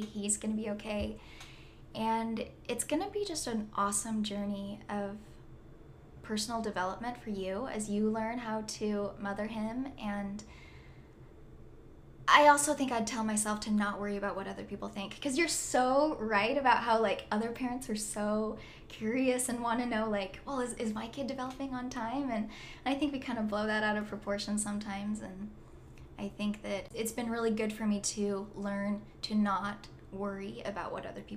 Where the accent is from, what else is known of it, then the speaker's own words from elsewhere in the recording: Orem, Utah, United States; I am from Orem, Utah, and I am the oldest